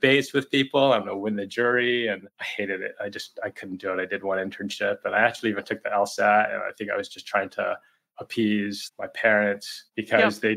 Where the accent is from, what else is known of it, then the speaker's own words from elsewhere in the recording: Boston, Massachusetts, United States; I grew up in Boston